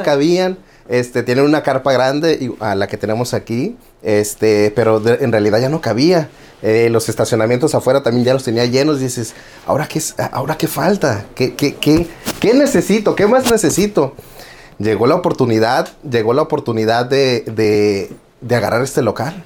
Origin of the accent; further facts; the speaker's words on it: Tijuana, Baja California, Mexico; also born or lived in Guerrero, Mexico; now in United States; vengo de Tijuana, Baja California, nacido en Guerrero y siempre digo malcriado en Tijuana